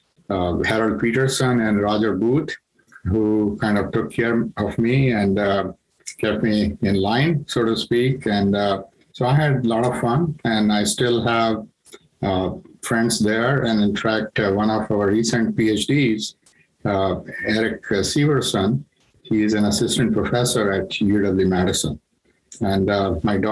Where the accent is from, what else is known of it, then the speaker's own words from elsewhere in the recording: India; moved away; I'm from India